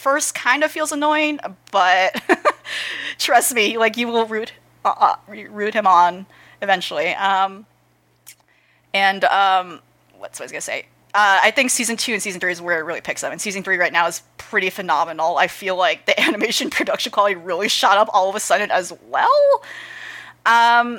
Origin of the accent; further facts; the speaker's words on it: United States; as an American